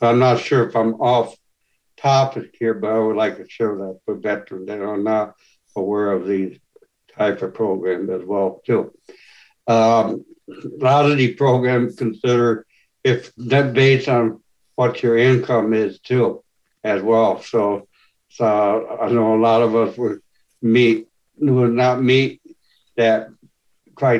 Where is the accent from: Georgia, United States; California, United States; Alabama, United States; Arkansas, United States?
California, United States; moved away as an adult; now in Texas, United States; I'm originally from California, lived there most of my life